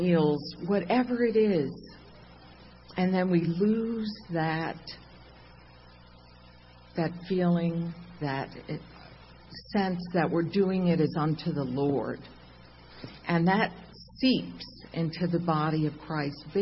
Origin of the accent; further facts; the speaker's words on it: Long Island, New York, United States; I'm not Italian, but I'm from Long Island.